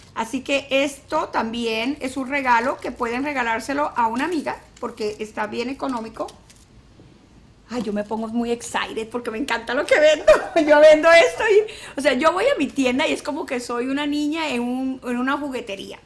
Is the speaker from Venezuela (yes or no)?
yes; San Luis, Venezuela; now in Mexico; Yo soy de San Luis de, Venezuela, yo soy de un pueblo que se llama San Luis